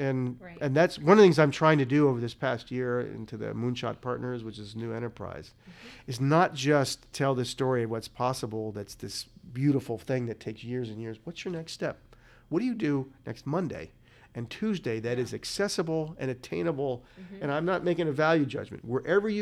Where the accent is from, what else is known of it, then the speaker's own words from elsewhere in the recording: Northeast Ohio, United States; it's Northern Ohio, where I'm born. I'm like, that's my hometown